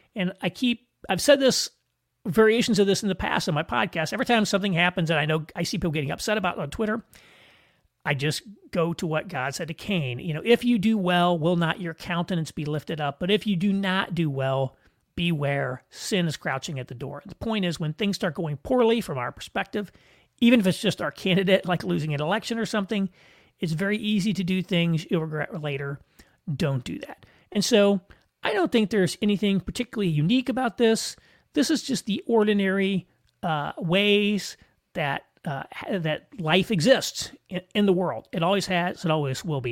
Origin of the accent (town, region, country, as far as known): United States